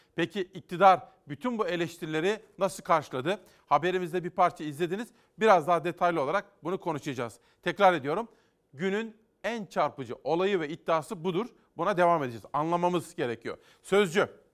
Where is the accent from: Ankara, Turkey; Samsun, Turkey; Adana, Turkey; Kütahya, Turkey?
Kütahya, Turkey; Simav; moved away; benim doğup büyüdüğüm Kütahya, Simav.